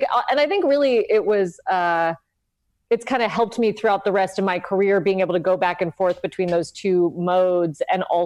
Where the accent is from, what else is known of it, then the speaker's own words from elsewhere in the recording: Los Angeles, California, United States; also born or lived in South Pasadena; I'm from LA. I grew up in Highland Park and then South Pasadena